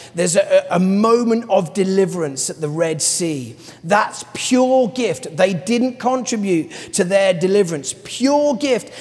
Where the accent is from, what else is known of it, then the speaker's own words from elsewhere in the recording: London, United Kingdom; as a Londoner